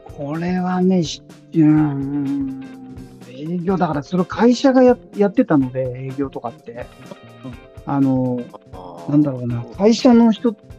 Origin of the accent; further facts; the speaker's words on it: Numazu, Shizuoka, Japan; 僕はあの地元静岡県沼津市です